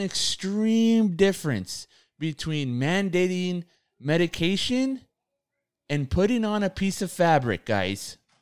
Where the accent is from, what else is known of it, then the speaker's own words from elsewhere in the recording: United States; we're born here